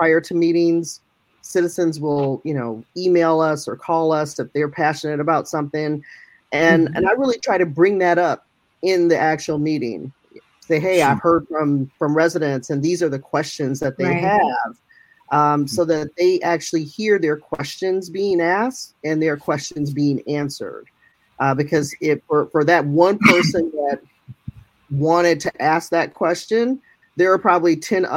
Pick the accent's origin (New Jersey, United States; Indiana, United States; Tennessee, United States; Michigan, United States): Michigan, United States; moved away as an adult; now in Elgin, United States; I'm born and raised in Michigan.